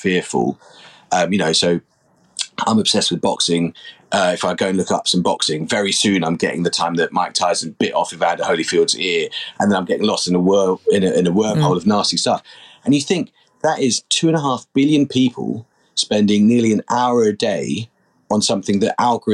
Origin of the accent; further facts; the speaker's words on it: London, United Kingdom; I grew up in London to part of an amazing family